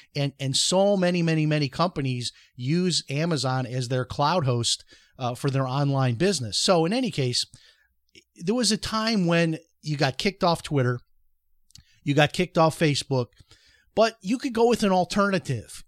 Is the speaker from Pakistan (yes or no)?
no; Chicago, Illinois, United States; I, I grew up in Chicago, which is a very political town